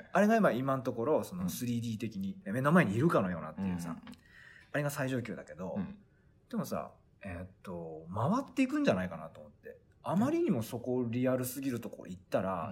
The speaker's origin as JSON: {"language": "Japanese", "area": "Tsugaru", "region": "Aomori", "country": "Japan", "accent": "Tsugaru dialect", "said": "僕はもともとそんなになまってなかった"}